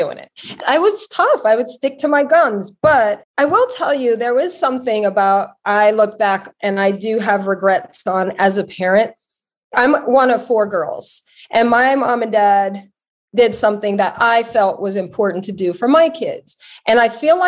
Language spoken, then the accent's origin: English; Louisiana, United States; also born or lived in Connecticut; now in Los Angeles, United States; my whole family lives in Louisiana